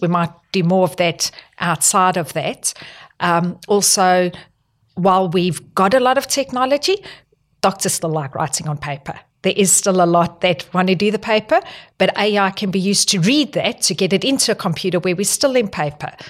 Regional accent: South Africa; moved away as an adult; also born or lived in Northern Territory, Australia / New South Wales, Australia; now in Australia; I'm not Australian. I'm from South Africa, and the reason I actually moved here was back in two thousand

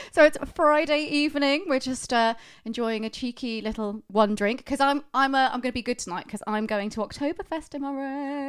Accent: United Kingdom; Being British

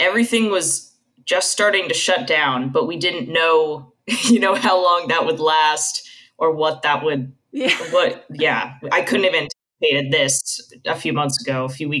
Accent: Tucson, Arizona, United States; moved away; So I grew up outside of Tucson, Arizona.

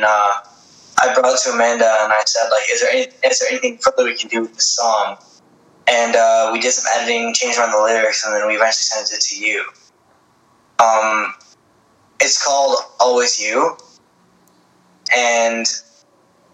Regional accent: Grimsby, Ontario, Canada; I'm from Grimsby, Ontario, which is about 30 minutes from Niagara Falls

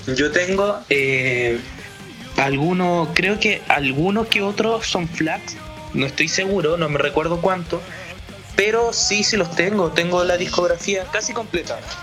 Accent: Chile; yo soy el único, por decirlo así como chileno

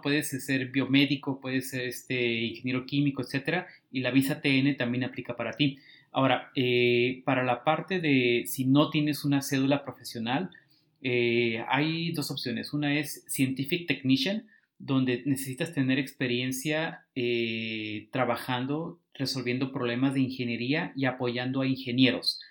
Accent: Tijuana, Baja California, Mexico; moved away as an adult; now in Silicon Valley, United States; soy originario de Tijuana y pues llevo unos cinco años aproximadamente acá en Silicon Valley

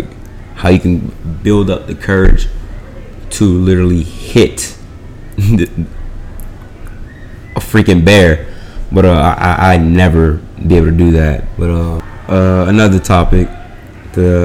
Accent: New Orleans, Louisiana, United States; also born or lived in Atlanta, Georgia; now in United Arab Emirates; I'm from the United States, more specifically New Orleans, Louisiana

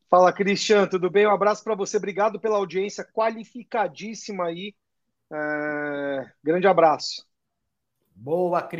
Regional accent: Belo Horizonte, Minas Gerais, Brazil; Eu sou de BH.

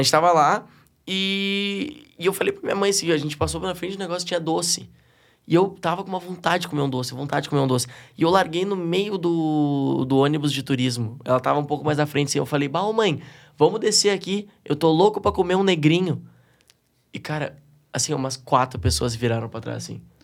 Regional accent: Porto Alegre, Rio Grande do Sul, Brazil; sou um gaúcho bem da capital

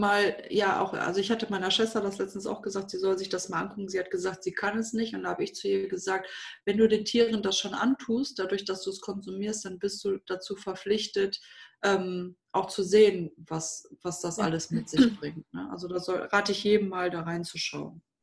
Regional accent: Düsseldorf, North Rhine-Westphalia, Germany; now in Minden, Germany; Ich bin in Düsseldorf aufgewachsen und bin mit 19 nach dem Abi zu meinem Freund damals, damaligen Freund, nach Minden gezogen.

